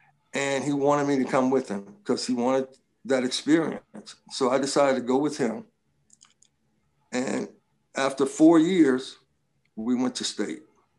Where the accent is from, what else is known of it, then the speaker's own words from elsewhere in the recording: Little Rock, Arkansas, United States; now in California, United States; when we were growing up in my family, I came from Little Rock, Arkansas, from the South. And, you know, things were a little bit different there.